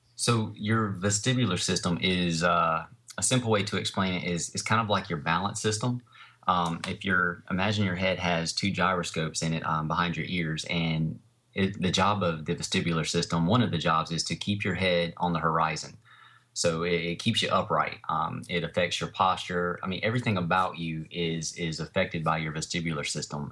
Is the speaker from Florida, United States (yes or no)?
no; Fuquay-Varina, North Carolina, United States; I have a training studio in my hometown here where I live. uh, in a place called Fuquay Arena.